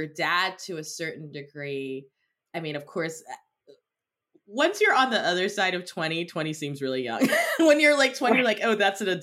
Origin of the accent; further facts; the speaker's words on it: Cameroon; moved away; I grew up in Cameroon.